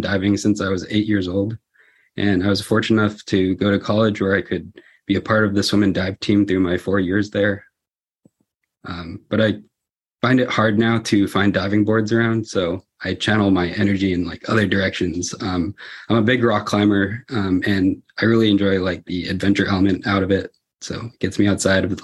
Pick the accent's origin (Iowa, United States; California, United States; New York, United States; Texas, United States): California, United States; the Bay Area; I grew up in California, specifically here in the Bay Area, and I only left to go to school in Southern California